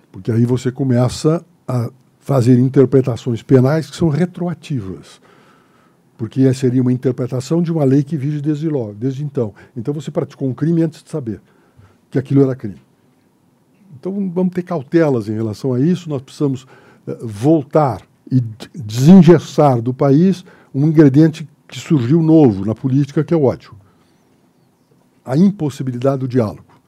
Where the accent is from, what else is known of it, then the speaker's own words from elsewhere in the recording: Santa Maria, Rio Grande do Sul, Brazil; moved away; Eu que vim de Santa Maria da Boca do Monte, Santa Maria é da Boca do Monte